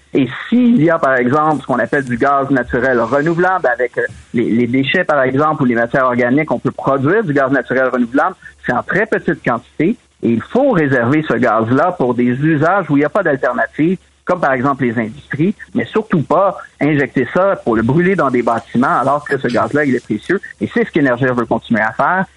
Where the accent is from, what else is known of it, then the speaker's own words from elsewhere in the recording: Quebec, Canada; en tant que Québécois, Québécoise